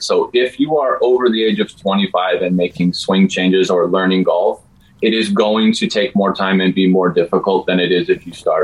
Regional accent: Turkey, New Mexico, United States; I grew up in Turkey, New Mexico, so I am fluent in Spanglish.

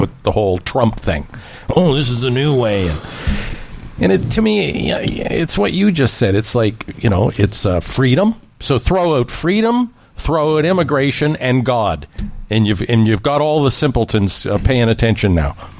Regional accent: Canada; as a Canadian

